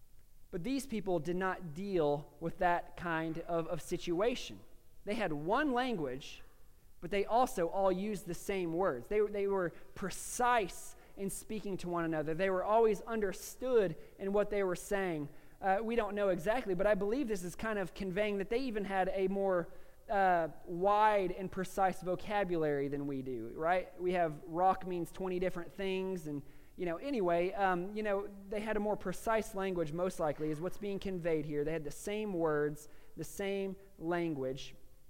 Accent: Chattanooga, Tennessee, United States; born there; I was born in Chattanooga, just down the road at, you know, Park Ridge East, and so I'm supposed to be a Southern boy

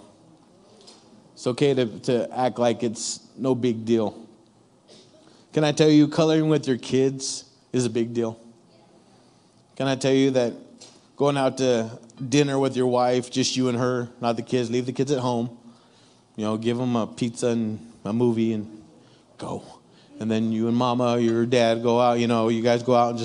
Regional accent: Ontario, California, United States; growing up in my neck of the woods, Ontario, California

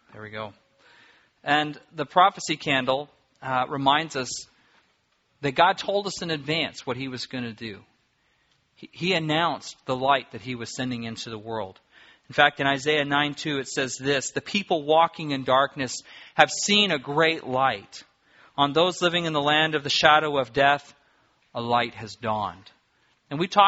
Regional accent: Apple Valley, California, United States; as a kid growing up in Apple Valley, California

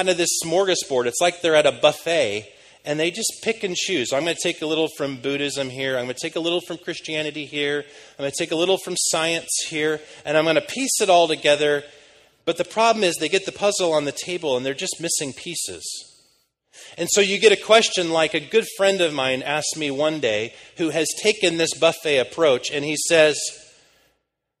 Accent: United States; moved away as an adult; now in London, United Kingdom

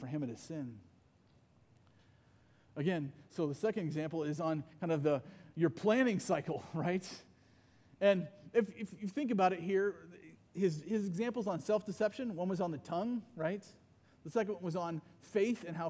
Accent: Iowa, United States; I grew up mostly in Iowa

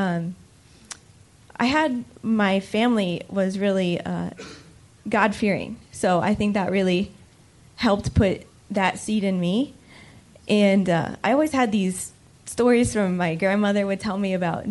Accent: Lafayette, United States; I grew up here in Lafayette, born and raised

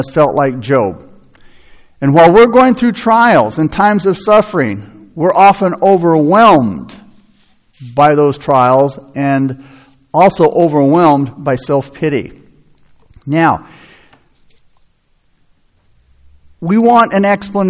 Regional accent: United States; as American Christians

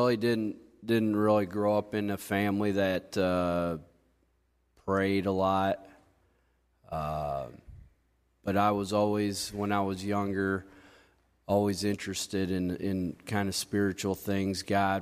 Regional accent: Coldwater, United States; I grew up here in Coldwater. I was adopted into a family when I was probably about 3 months old. I actually grew up only a mile down the road from here.

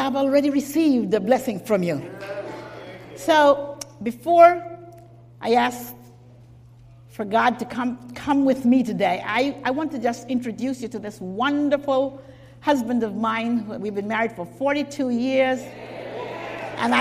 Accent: Jamaica; I was born in Jamaica

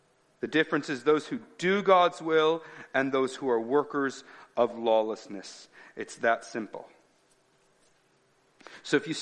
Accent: United States; I'm an American

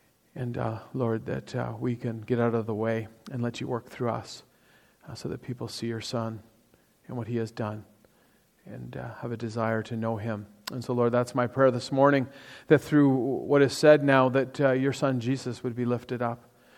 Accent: Toronto, Ontario, Canada; So I grew up in Toronto, or just outside of Toronto, for probably, I guess, the first 40-something years of my life.

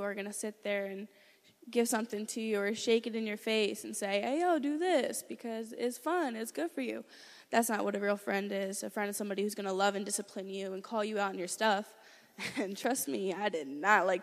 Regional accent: Philadelphia, Pennsylvania, United States; I'm 17 and I'm from Philadelphia, Pennsylvania

